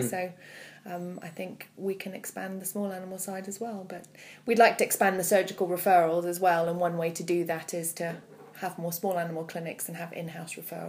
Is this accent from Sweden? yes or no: yes; Malmö, Skåne, Sweden; English is a second language; also born or lived in Canada; now in United Kingdom; Yes, that's right, I'm from Malmö in Sweden.